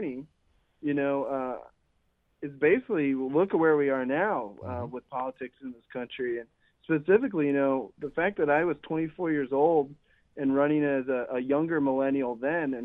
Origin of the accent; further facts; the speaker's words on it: Ohio, United States; moved away; I'm visiting my hometown. I'm back home in Ohio right now